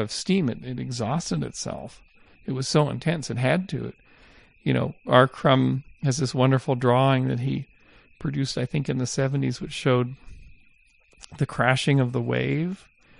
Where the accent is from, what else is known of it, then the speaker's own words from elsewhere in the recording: Canada; moved away; when I was growing up in Canada in the 70s